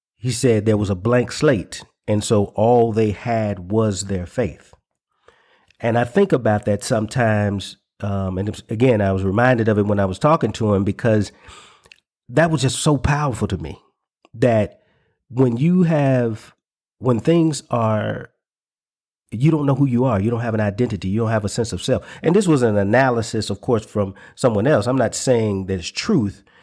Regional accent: the South, United States; the cultural identity that I grew up in in the South

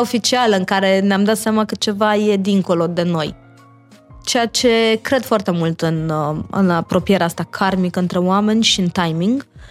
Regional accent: Iași, Iași County, Romania; moved away; also born or lived in Bucharest; am copilărit eu la Iași

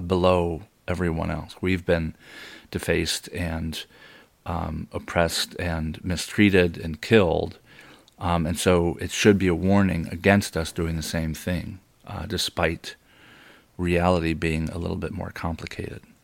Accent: United States; I was born in America

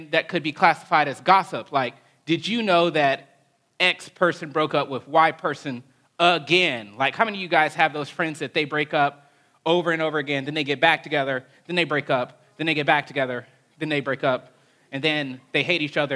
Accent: Huntsville, Alabama, United States; growing up in Alabama

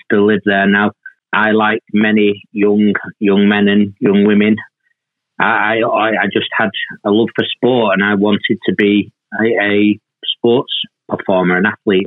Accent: Manchester, North West England, United Kingdom; I was born and raised in Moss Side, quite, quite a tough part of Manchester at that time

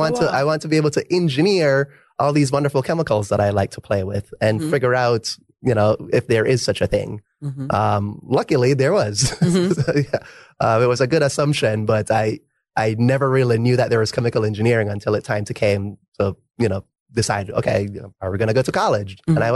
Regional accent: Jamaica; because I came from Jamaica and, you know, not to overhype my education system, but we learned everything, right?

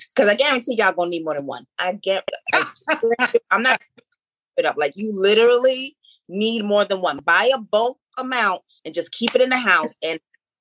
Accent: Jamaica; I'm Caribbean. I'm Jamaican.

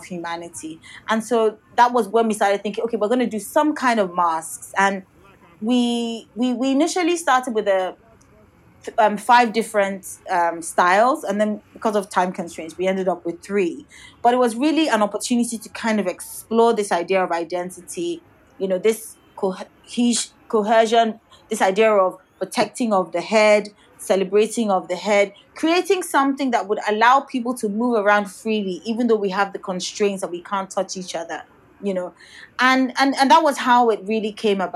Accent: Nigeria; first language Yoruba; English is a second language; also born or lived in United Kingdom; I'm from Nigeria. We're both West African.

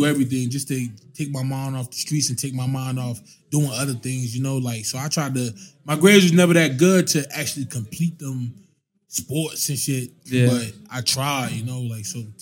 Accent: Irvington, New Jersey, United States; I grew up in Irvington, New Jersey. It's a small town in New Jersey next to Newark

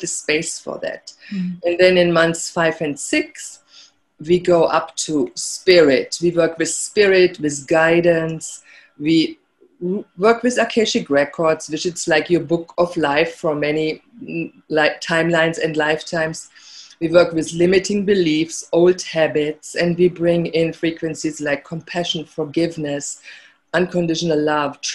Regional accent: Germany; moved away; growing up in Germany

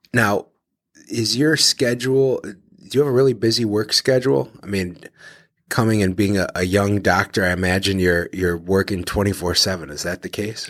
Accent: Detroit, Michigan, United States; now in Cleveland, United States; I'm from Detroit originally

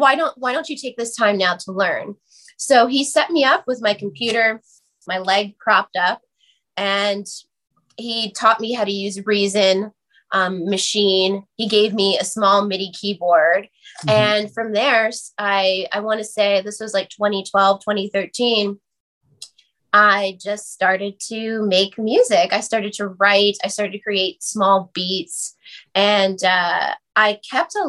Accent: New Jersey, United States; I grew up in New Jersey, 15 minutes over the George Washington Bridge

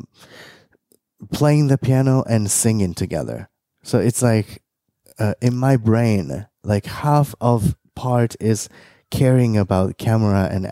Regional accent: Japan; moved away; growing up in Japan

